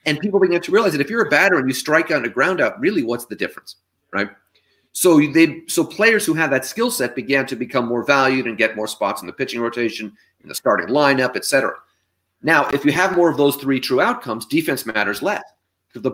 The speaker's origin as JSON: {"language": "English", "town": "San Francisco", "region": "California", "country": "United States", "tie": "born or raised there", "moved": "yes", "lives_now": "New York City, United States", "said": "although I was born here in New York City, I grew up in San Francisco."}